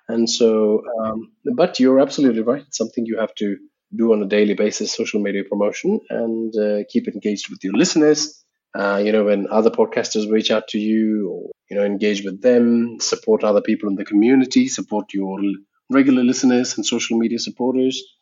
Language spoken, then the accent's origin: English; India; English is a second language; Indian podcasters that, you know, especially if you're doing podcasting in English, it's a bit hard for us because English is my third language too.